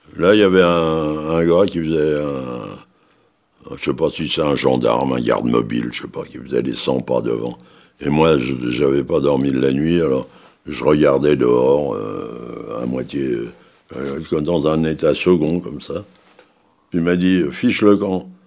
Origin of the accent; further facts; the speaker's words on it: Paris, Île-de-France, France; Je suis né à Paris le 18 février 1900. 27